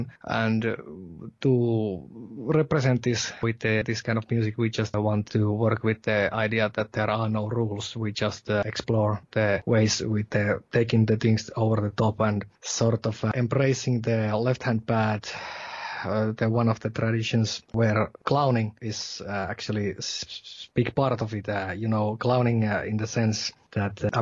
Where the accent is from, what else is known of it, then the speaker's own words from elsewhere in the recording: Savonia, Finland; accent: Savonian; English is a second language; moved away as an adult; now in southern Finland; that Savonian dialect, that you are, okay, you are from Kuopio, you are from Savonia. But anyway, this is the kind of thing that I grew up